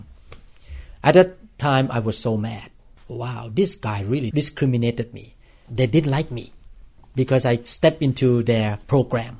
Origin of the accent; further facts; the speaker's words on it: Thailand; English is a second language; now in United States; I used to come into this country with my green card and Thai passport